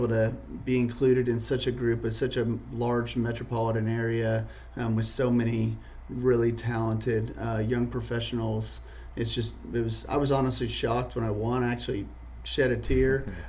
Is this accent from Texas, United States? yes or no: yes; Dallas, Texas, United States; born and raised in Dallas, Texas. Graduated from SMU and got my master's in accounting there as well.